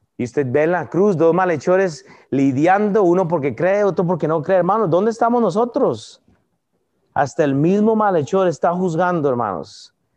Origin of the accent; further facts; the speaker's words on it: Costa Rica; now in United States; yo soy de Costa Rica